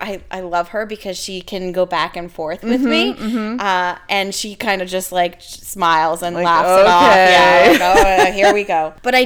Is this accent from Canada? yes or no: yes; Canada; moved away as an adult; now in United States; I came from Canada, and in Canada, an 80 and above is an A.